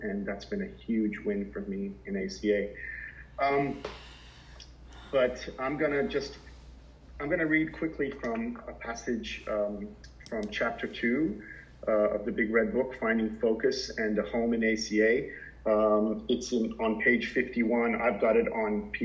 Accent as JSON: {"language": "English", "region": "Southern Florida", "country": "United States", "tie": "born or raised there", "moved": "yes", "lives_now": "Sydney, Australia", "said": "growing up in Southern Florida in the late 70s"}